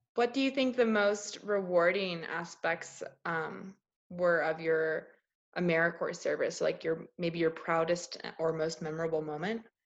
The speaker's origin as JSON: {"language": "English", "town": "Greenbelt", "region": "Maryland", "country": "United States", "also_born_or_lived": "Indiana", "moved": "yes", "lives_now": "Illinois, United States", "said": "I'm from Greenbelt, Maryland, which is a suburb of Washington D.C. Um, I've not lived there for a long time."}